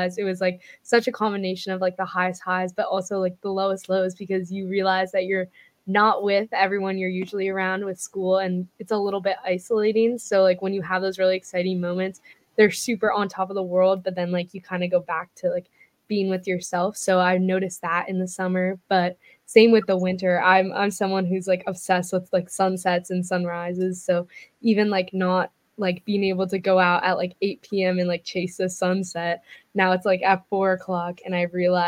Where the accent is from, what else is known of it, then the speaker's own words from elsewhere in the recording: Philadelphia, Pennsylvania, United States; I'm from Philadelphia, Pennsylvania